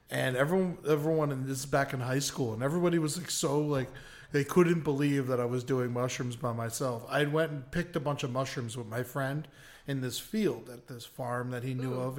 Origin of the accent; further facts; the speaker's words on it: Florida, United States; I grew up in Florida.